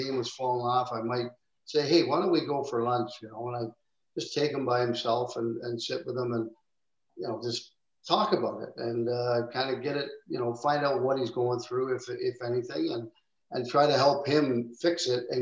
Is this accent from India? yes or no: no; Canada; growing up in Canada